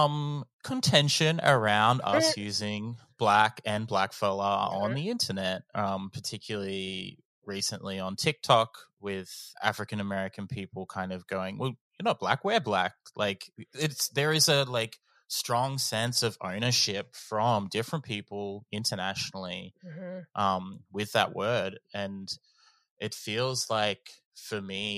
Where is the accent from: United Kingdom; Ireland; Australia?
Australia; I am a Gamilaroi Darug fella.